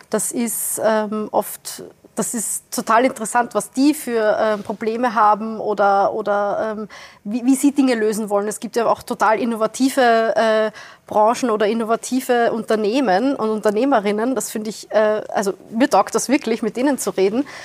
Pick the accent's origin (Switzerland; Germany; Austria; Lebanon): Austria; Wiener Neustadt, Lower Austria; Äh, ich komme aus Wiener Neustadt, südlich von Wien.